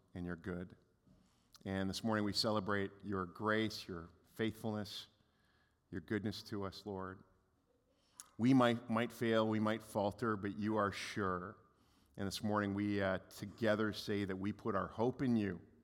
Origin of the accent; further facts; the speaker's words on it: Canada; we're Canadian